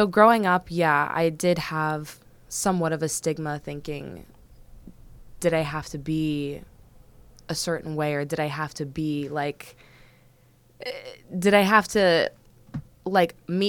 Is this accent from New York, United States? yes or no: no; Calabasas, California, United States; also born or lived in Washington, D.C.; I'm a Valley girl. I am a Valley girl. It's more specifically, I'm from Calabasas.